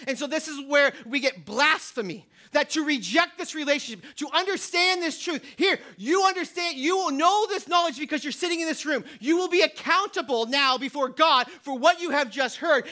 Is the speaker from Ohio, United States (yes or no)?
no; New Hampshire, United States; I'm from New Hampshire